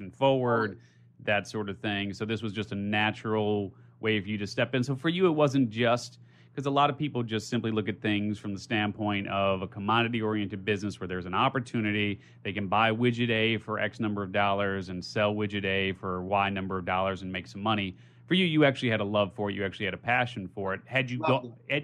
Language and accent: English; Chicago, Illinois, United States; moved away as an adult; now in San Diego, United States; I grew up in Chicago, did 44 years. I did my time there before moving to San Diego.